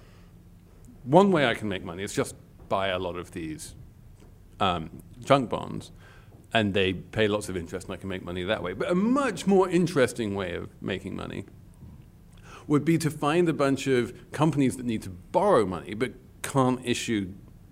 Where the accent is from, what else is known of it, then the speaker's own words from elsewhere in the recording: England, United Kingdom; moved away; I'm English